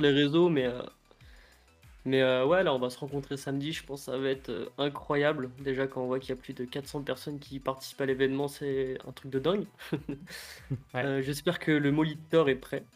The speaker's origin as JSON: {"language": "French", "area": "Paris suburbs, Yvelines", "region": "Île-de-France", "country": "France", "said": "moi, c'est euh, banlieue parisienne dans le 78"}